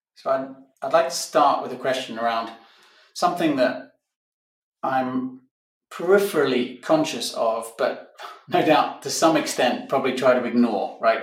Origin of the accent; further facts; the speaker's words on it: Barcelona, Catalonia, Spain; This week, I'm in my hometown of Barcelona, Spain